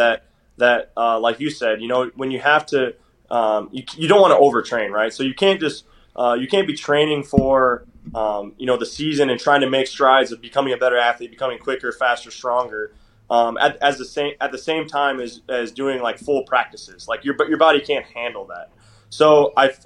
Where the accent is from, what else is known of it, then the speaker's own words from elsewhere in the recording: northern Minnesota, United States; I'm from Minnesota, but I'm right close on the border. My hometown is like 40 minutes from the North Dakota border